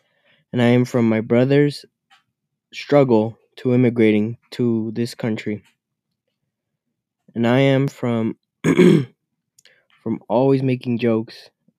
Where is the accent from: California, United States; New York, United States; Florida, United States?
California, United States; I am from California and Hispanic heritage.